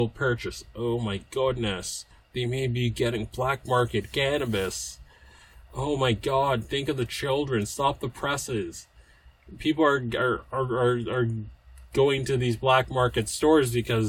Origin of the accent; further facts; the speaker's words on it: United States; I'm from the States